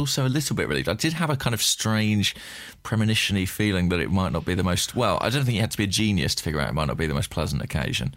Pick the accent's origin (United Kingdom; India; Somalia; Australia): United Kingdom; England; as an Englishman